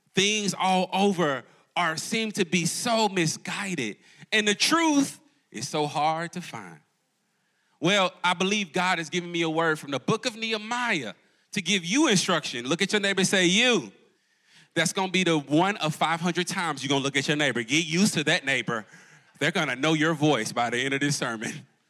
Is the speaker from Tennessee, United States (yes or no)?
yes; Jackson, Tennessee, United States; moved away as an adult; now in Charlotte, United States; I'm actually a Jackson, Tennessee boy